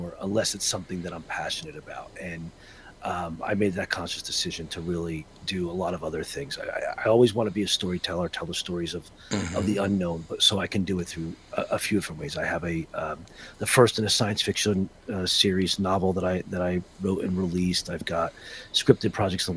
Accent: Northern New Jersey, United States; also born or lived in Philadelphia; Growing up in Northern New Jersey, Roman Catholic

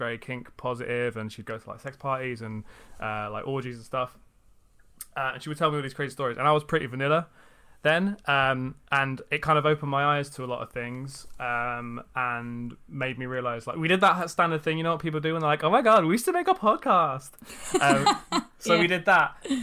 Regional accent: London, United Kingdom; I'm from London. Southeast. Oh. I'm from Greenwich.

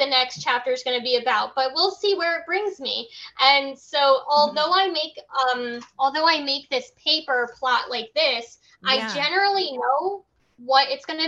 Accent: Milford, Connecticut, United States; I was born in Milford, Connecticut, where the island is, not like on the island, but I was born in that same city

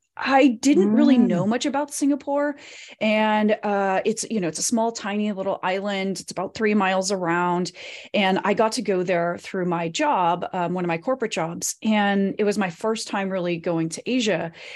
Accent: Reno, Nevada, United States; born there; also born or lived in Colorado / California; I was born in Reno, Nevada, which is a small town in northern Nevada, right outside of the Tahoe Lake area. But I grew up in lots of different places

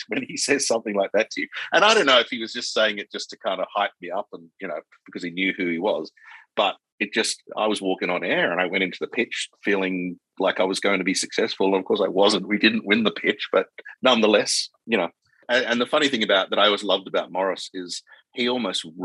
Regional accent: Perth, Western Australia, Australia; moved away as an adult; also born or lived in Sydney / London; I'm this kid from Perth

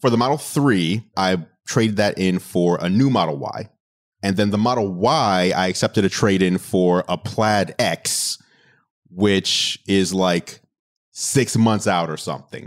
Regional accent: New York City, New York, United States; moved away; Growing up in New York City and having my entire family over there

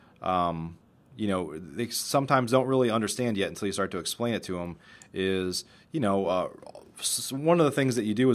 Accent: Chicago, Illinois, United States; moved away as an adult; now in Dallas, United States; I moved to Dallas in 1999 from Chicago

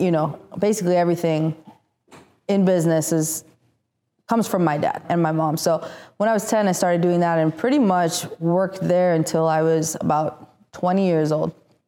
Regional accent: Italy; English is a second language; also born or lived in Tirana, Albania; So pretty much I was born in Tirana, Albania. I moved to Italy when I was 6 months old. And from there, I went to school in the Vatican.

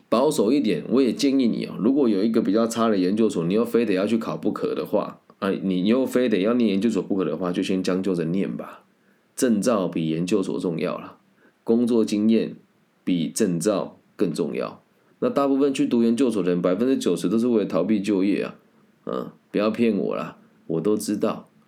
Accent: Taiwan; 我们台湾

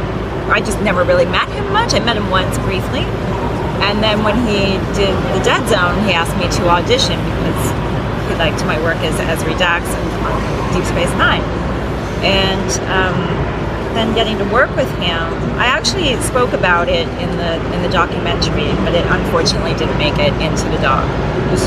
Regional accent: Toronto, Ontario, Canada; I'm from Toronto

